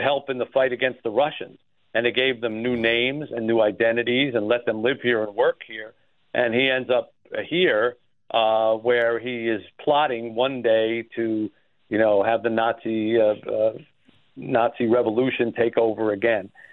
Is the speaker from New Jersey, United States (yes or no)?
yes; New Jersey, United States; now in Detroit, United States; I grew up in New Jersey